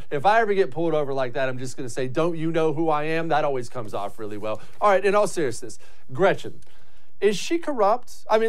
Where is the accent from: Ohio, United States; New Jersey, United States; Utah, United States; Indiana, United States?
Ohio, United States; born there; I like to rag on Michigan because I was born in Ohio